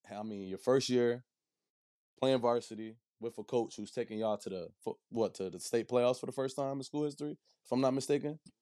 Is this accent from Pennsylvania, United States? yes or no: yes; Harrisburg, Pennsylvania, United States; I grew up in the Harrisburg School District